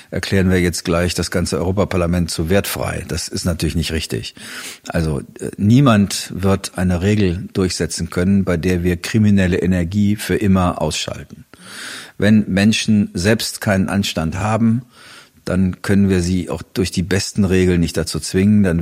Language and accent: German; Germany; muss man als Deutscher immer erstmal sagen, dass das bislang nur eine Behauptung ist.